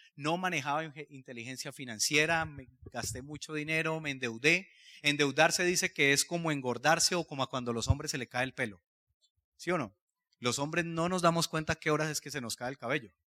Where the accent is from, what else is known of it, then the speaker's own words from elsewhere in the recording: Cali, Valle del Cauca, Colombia; yo soy de Cali, vengo de una familia de clase media